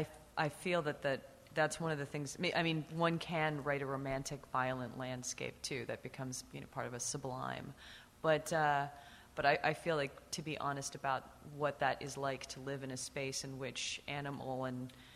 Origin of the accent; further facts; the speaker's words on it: Seattle, Washington, United States; now in Utah, United States; So I grew up in the Pacific Northwest. I was born and raised in Seattle.